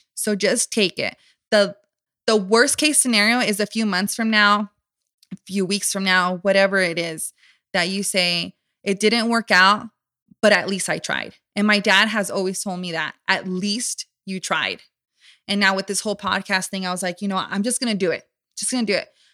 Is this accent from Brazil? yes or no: no; Southern California, United States; born and raised in Southern California.